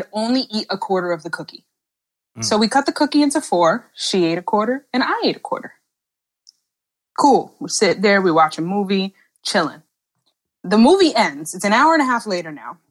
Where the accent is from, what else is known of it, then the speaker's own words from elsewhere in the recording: New York, United States; also born or lived in New Jersey; now in Maryland, United States; I live in Maryland. I'm from New York. I went to high school and college in New Jersey.